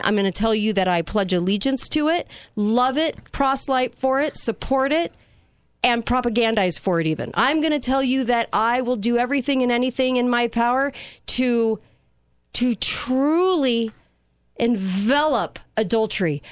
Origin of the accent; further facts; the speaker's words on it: United States; I'm American